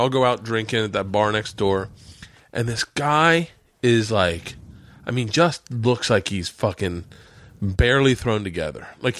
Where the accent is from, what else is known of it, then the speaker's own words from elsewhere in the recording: Russia; moved away as an adult; I grew up in Russia. I know this to be true. I know they run trains. They run everything. When I left 2 years ago, it's still that bad.